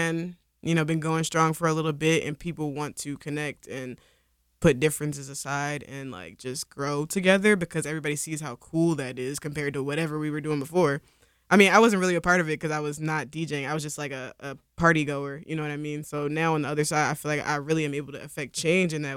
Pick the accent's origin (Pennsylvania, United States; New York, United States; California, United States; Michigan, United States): Pennsylvania, United States; Philadelphia; I grew up here, I'm from North Philly.